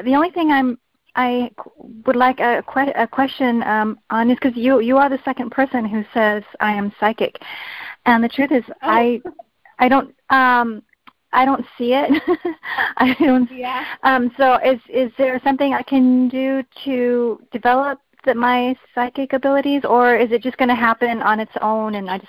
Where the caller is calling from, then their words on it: California, United States; This is …. I'm calling from California.